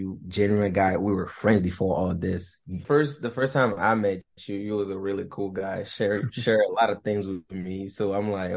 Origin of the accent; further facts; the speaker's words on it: Togo; moved away; I am from West Africa, Togo to be specific